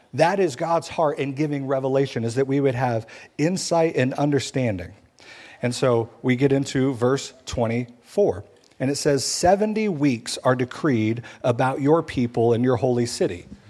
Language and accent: English; Missouri, United States; I'm from Missouri, the Show Me state.